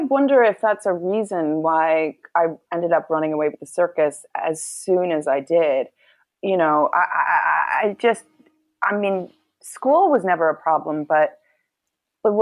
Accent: New York City, New York, United States; growing up in New York City

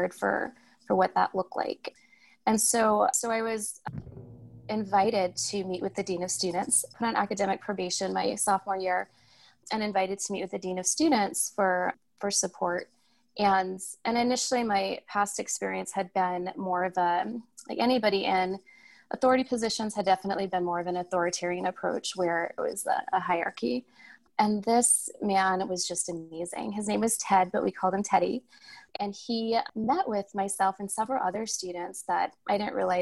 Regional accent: Tucson, Arizona, United States; I was born and raised in Tucson

